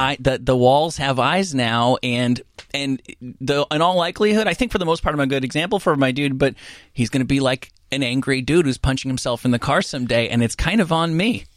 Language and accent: English; Rutherford, New Jersey, United States; I'm from Rutherford, a little bit further down